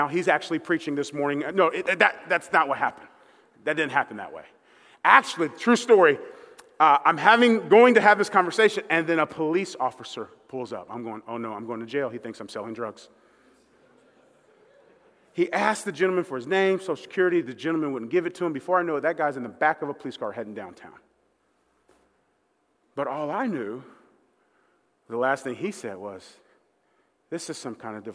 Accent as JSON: {"language": "English", "town": "Dayton", "region": "Ohio", "country": "United States", "said": "I'm from Dayton, Ohio. I was living there."}